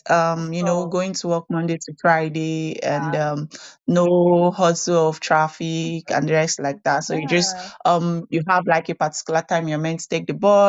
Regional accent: Lagos, Nigeria; moved away as an adult; when you're born and brought up in Lagos and your parents speak only English

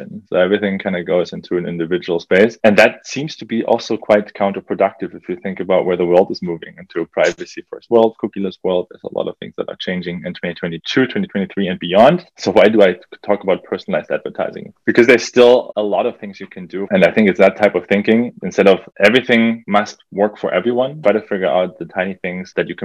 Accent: Germany; now in Canada; I grew up in Germany, a country that's well advanced

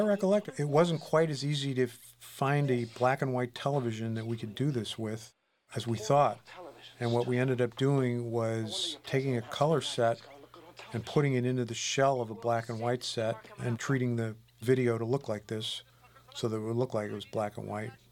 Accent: University City, Missouri, United States; my hometown, including, by the way, the uh, the Lions at Lions Estates, uh, the entrance to uh, University City, Missouri

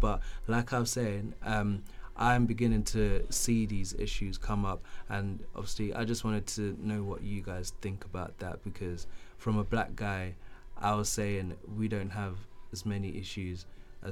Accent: Canterbury, South East England, United Kingdom; also born or lived in Zimbabwe; I grew up in Canterbury

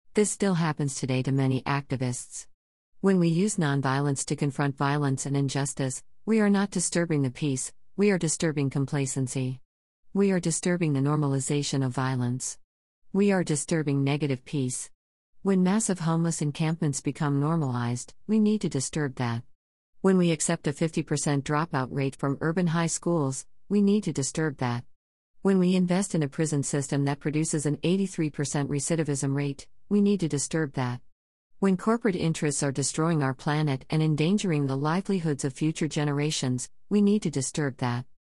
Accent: Japan; My home country of Japan

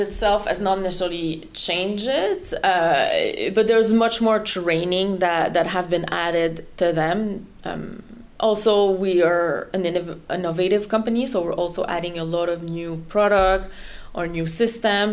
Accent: Canada; first language French; English is a second language; moved away as an adult; now in Netherlands; I'm actually Canadian, French Canadian, so French is my mother tongue

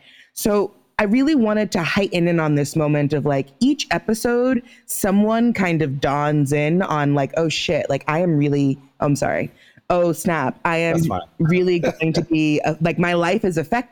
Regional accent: United States; I'm also American born.

